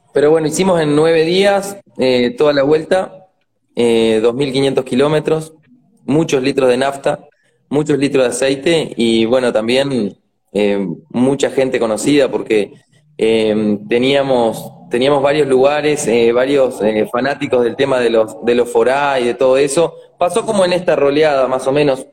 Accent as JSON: {"language": "Spanish", "region": "Treinta y Tres", "country": "Uruguay", "tie": "born or raised there", "also_born_or_lived": "Maldonado, Uruguay", "said": "Desde, sí, desde que nací acá"}